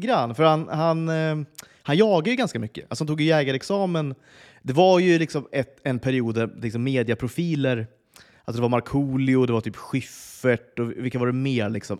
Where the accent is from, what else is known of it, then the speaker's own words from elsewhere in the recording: Flen, Södermanland, Sweden; moved away; jag växte upp i Flen, alltså i, mitt i Sörmland